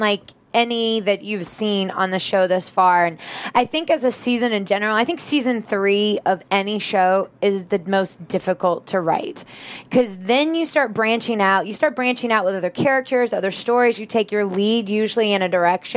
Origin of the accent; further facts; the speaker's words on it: the South, United States; I'm from the South